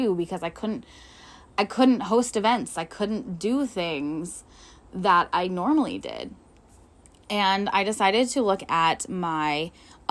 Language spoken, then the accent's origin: English; Northwestern Pennsylvania, United States; I am from Northwestern Pennsylvania.